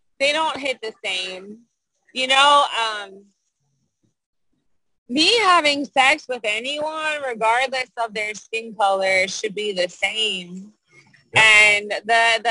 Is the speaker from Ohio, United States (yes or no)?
yes; Cincinnati, Ohio, United States; now in Miami, United States; I'm originally from Cincinnati